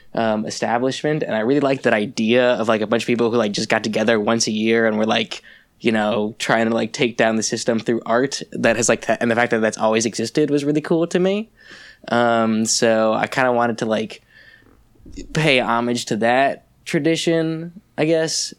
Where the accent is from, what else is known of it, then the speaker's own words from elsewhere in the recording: New York, United States; also born or lived in Saint Louis, Missouri; I am from New York